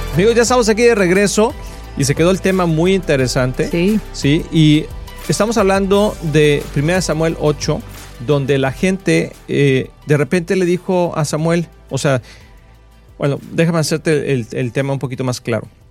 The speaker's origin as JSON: {"language": "Spanish", "country": "Mexico", "tie": "born or raised there", "said": "yo soy mexicano de nacimiento"}